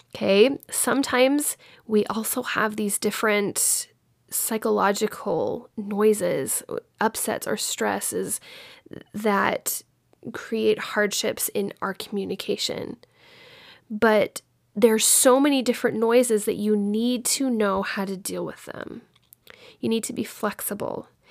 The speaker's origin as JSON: {"language": "English", "town": "Dallas", "region": "Texas", "country": "United States", "tie": "born or raised there", "said": "I grew up in Dallas, Fort Worth area"}